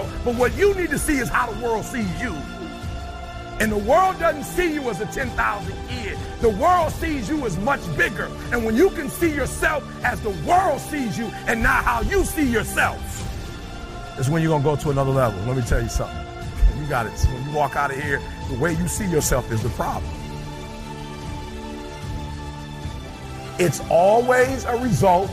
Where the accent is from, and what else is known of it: Detroit, Michigan, United States